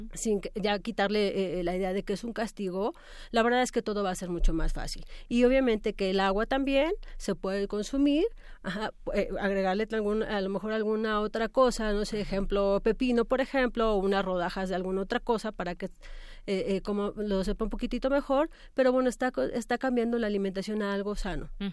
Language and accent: Spanish; Mexico